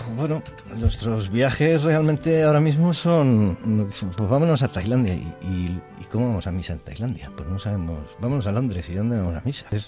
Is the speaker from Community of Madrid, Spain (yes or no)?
yes; Madrid, Community of Madrid, Spain; now in Segovia, Spain